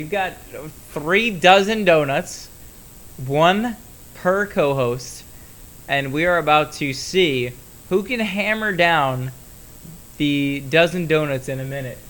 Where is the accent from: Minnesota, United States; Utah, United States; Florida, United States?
Florida, United States; My hometown, Florida Panthers